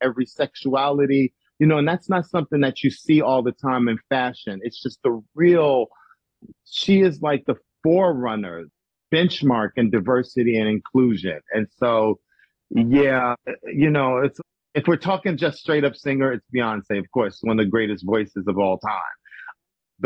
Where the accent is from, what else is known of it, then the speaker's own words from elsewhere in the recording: Chicago, Illinois, United States; moved away; I'm from Chicago and I ride hard for people from Chicago. That's my hometown